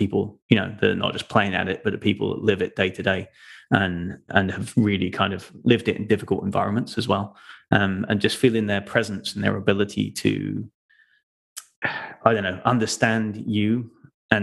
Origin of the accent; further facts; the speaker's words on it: Folkestone, South East England, United Kingdom; also born or lived in London; now in North Carolina, United States; I'm originally from the UK, from the southeast, down near southeast of London, where the Channel Tunnel is, if you know where that is, across to France. That was my hometown, Folkestone.